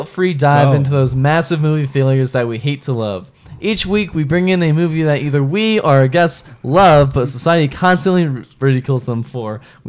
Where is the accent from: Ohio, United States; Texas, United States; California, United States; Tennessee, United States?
Ohio, United States; Bowling Green; born or raised there